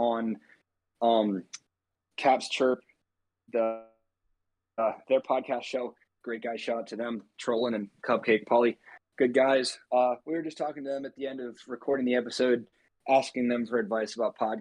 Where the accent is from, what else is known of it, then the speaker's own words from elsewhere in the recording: United States; all three of them and myself are all like from the same general area. We're all, you know, pretty close in the DMV